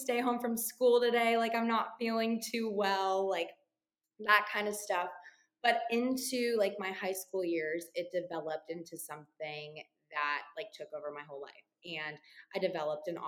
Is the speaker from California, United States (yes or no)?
yes; Paso Robles, California, United States; moved away as an adult; also born or lived in Templeton, California; now in Nashville, United States; I grew up in Paso